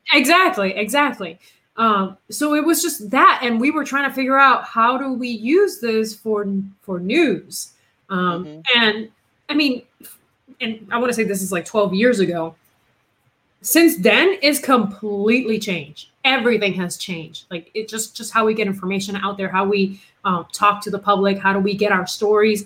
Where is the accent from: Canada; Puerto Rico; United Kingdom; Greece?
Puerto Rico; English is a second language; moved away; also born or lived in Massachusetts; I am originally from Puerto Rico, right? I was born and raised down there.